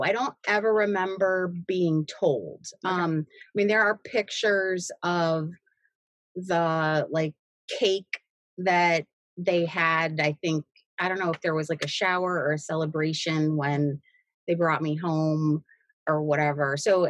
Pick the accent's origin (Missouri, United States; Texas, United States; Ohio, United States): Ohio, United States; Cleveland; born there; So I was born in Cleveland. I was born, and placed for adoption immediately.